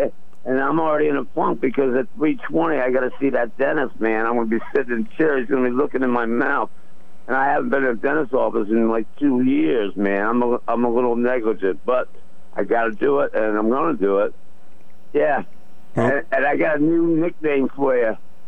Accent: Philadelphia, Pennsylvania, United States; that's where I grew up in Philly

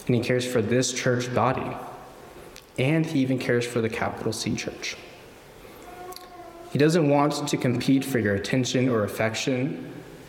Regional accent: Florida, United States; growing up in Florida, like the sun and the humidity

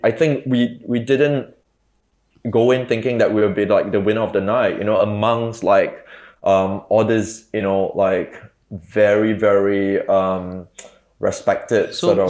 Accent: Singapore; I mean, growing up in Singapore, you know, like literally grew up on a diet of like Jackie Chan, Bruce Willis, Arnold Schwarzenegger, like Stephen Chow, and like Hong Kong vampire films, right?

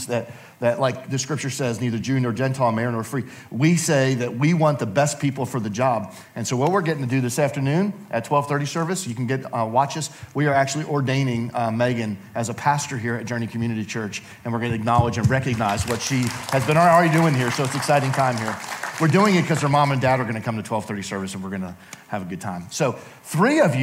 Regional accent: Allentown, New Jersey, United States; I grew up in Allentown, New Jersey, which was the next town to Princeton, New Jersey

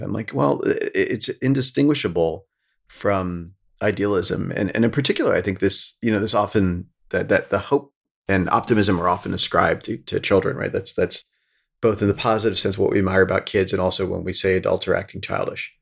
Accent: rural Pennsylvania, United States; now in New York, United States; I grew up in the Sticks and, like, rural Pennsylvania

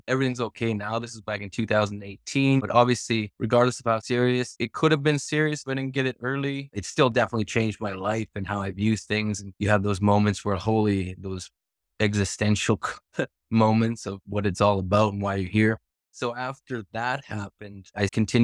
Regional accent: Edmonton, Alberta, Canada; moved away as an adult; now in Vancouver, Canada; I was actually born and raised in Edmonton

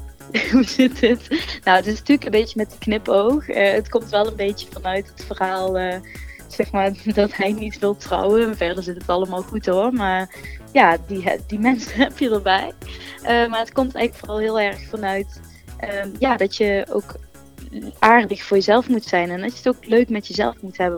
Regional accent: Gemert, North Brabant, Netherlands; ik kom uit Gemert, Zuidoost-Brabant

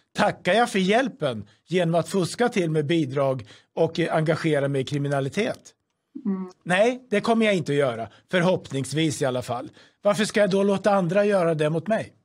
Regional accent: Sweden

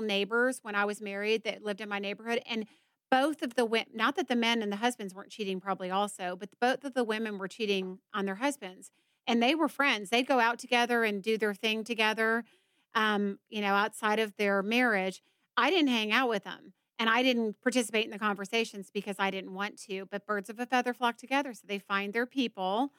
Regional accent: Georgia, United States; I'm from Georgia

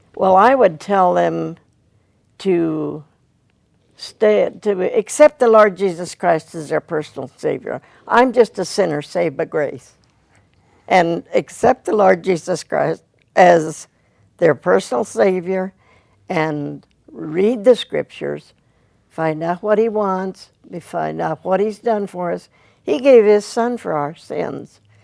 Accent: Caldwell, Idaho, United States; Caldwell, Idaho.

